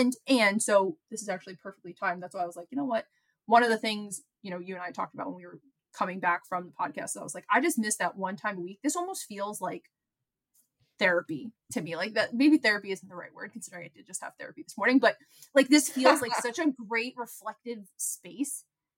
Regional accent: New York City, New York, United States; moved away as an adult; now in Seattle, United States; I grew up in Brooklyn, New York my whole life.

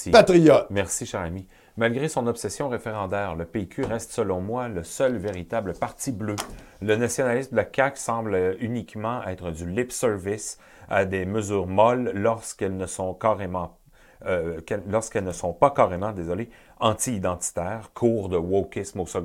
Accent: France; now in La Baie, Canada; Je suis français et j'habite Grande Bay.

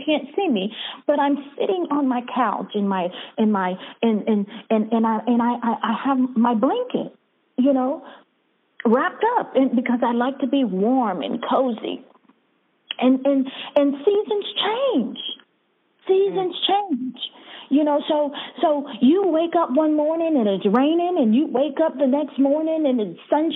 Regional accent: Bahamas; moved away; I was born in Bahamas

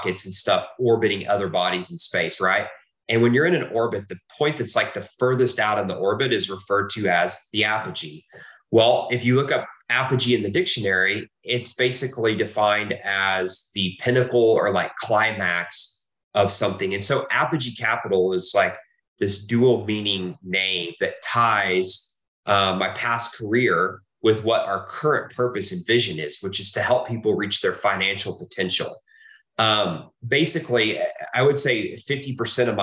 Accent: Texas, United States; also born or lived in Oklahoma; I was born in Oklahoma. I've lived in Texas most of my life.

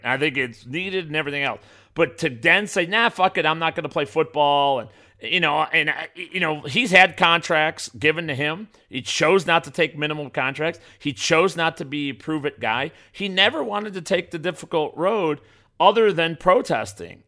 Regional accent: Burbank, Illinois, United States; also born or lived in Chicago suburbs; I was born on the south side of Chicago, right? I was born in Burbank, Illinois, and I lived there for most of my adolescent life

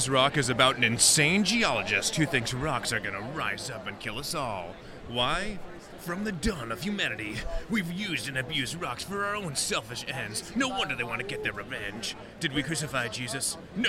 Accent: Maine, United States; I'm from everywhere where children can laugh, but also known as the state of Maine.

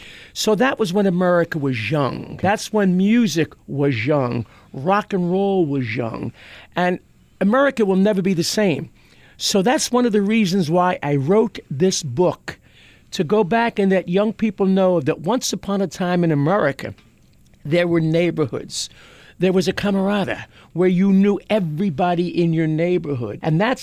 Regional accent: Philadelphia, Pennsylvania, United States; Growing up in South Philadelphia

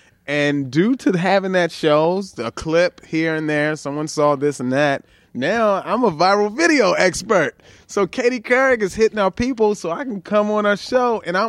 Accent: Baltimore, Maryland, United States; moved away; also born or lived in Sacramento; I'm from Baltimore.

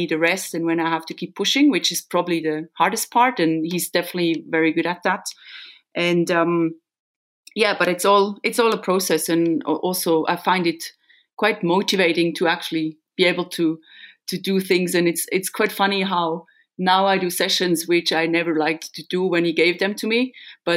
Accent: Solothurn, Switzerland; building a house now in Solothurn, in my hometown

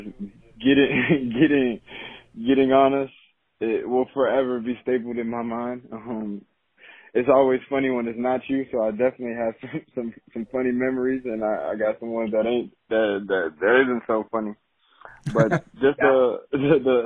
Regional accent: Miami Gardens, Florida, United States; coming from the area that I grew up in Miami Gardens

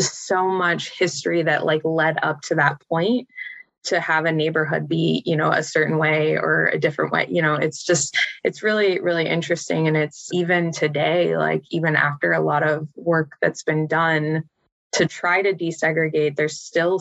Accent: Pittsburgh, Pennsylvania, United States; moved away as an adult; also born or lived in Cleveland, Ohio; I'm from Pittsburgh area originally

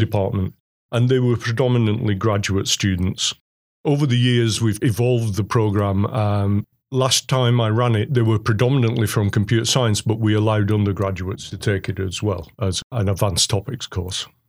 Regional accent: England, United Kingdom; now in Oswego, United States; I'm English

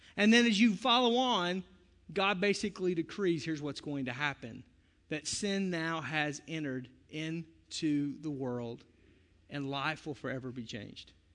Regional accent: the South, United States; I'm from the South

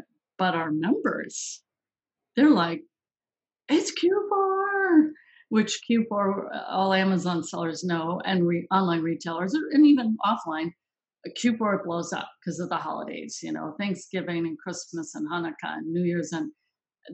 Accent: Minneapolis, Minnesota, United States; that's my hometown. I was born in Minneapolis

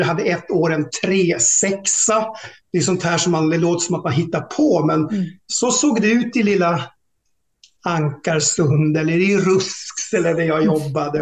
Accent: Tärnaby, Västerbotten County, Sweden; also born or lived in Norra Fjällnäs / Lycksele / Storuman / Umeå; det var en jättebra uppväxt och jag, jag är hemma i Tärnaby rätt så ofta

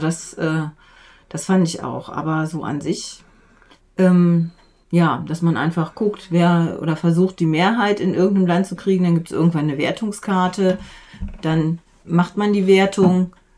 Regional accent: Untereichsfeld, Lower Saxony, Germany; ich komme aus, äh, aus dem Unterreichsfeld, also Duderstadt ist da äh, die, ja, die, die zentrale Stadt

